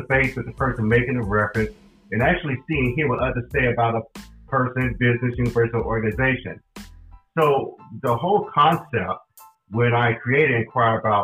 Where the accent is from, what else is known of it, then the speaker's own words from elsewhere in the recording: Charlotte, North Carolina, United States; also born or lived in Durham-Raleigh area, North Carolina; now in Durham-Raleigh, United States; I'm originally from Charlotte, North Carolina, and I came up here to the Durham-Raleigh area in 1990